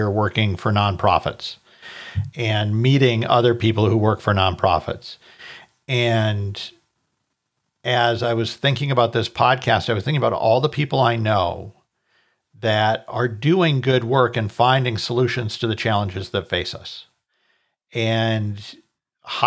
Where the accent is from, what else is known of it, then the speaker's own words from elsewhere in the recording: Minnesota, United States; now in Colorado, United States; I grew up in Minnesota. I live in Colorado now.